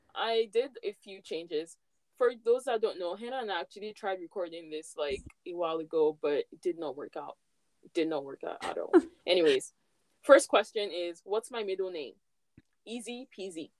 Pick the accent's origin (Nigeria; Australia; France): Nigeria; moved away as an adult; now in Canada; when I was back home in Nigeria, I didn't really like Christmas. Like, we never really did much in my own home, like where I grew up.